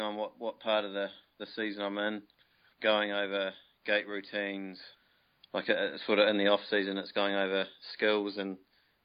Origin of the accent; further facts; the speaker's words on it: New Plymouth, Taranaki, New Zealand; moved away as an adult; now in Waikato, New Zealand; I moved up to the Waikato because I'm originally from New Plymouth